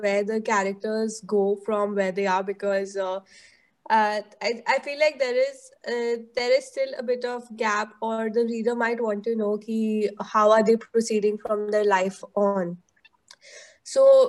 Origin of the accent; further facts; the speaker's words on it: Delhi, India; growing up in Delhi